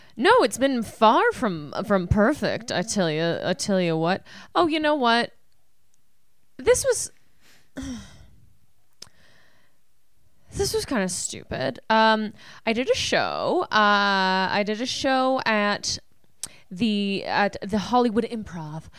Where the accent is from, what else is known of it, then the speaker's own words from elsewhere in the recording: Canada; I'm Canadian